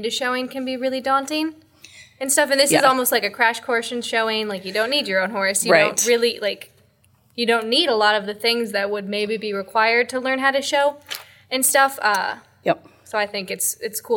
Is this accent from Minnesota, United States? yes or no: yes; Minnesota, United States; moved away; I'm from Minnesota originally